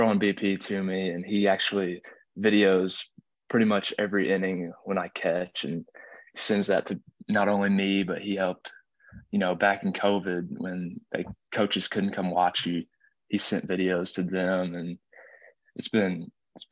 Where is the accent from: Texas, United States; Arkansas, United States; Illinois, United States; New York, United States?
Arkansas, United States; I'm just a kid from Arkansas